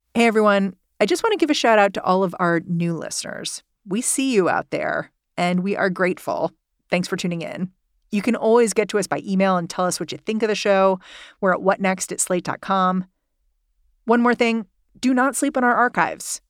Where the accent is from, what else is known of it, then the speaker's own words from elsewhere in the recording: New York, United States; as a New Yorker